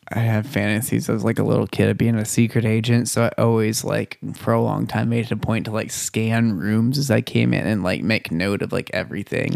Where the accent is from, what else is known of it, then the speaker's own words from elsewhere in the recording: Bonham, Texas, United States; in my hometown of Bonham, Texas, Mm-hmm. I grew up hearing people pray to Daddy God